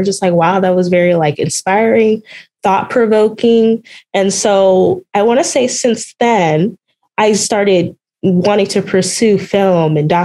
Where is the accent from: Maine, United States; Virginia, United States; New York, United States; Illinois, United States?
Illinois, United States; South Suburbs of Chicago; moved away as an adult; now in Chicago, United States; I'm originally from the South Suburbs